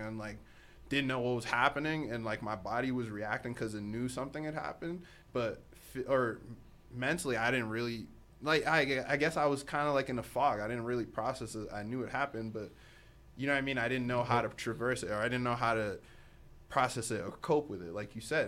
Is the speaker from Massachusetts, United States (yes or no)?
yes; Boston, Massachusetts, United States; also born or lived in Africa; originally I'm from, actually, I'm actually from Africa, if, uh, to be quite frank. But I grew up on the East Coast. Boston, to be specific